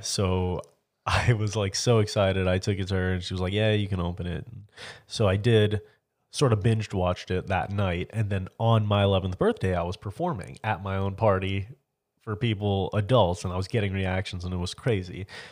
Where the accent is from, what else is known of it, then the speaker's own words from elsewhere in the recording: near Orlando, Florida, United States; Oh, near Orlando.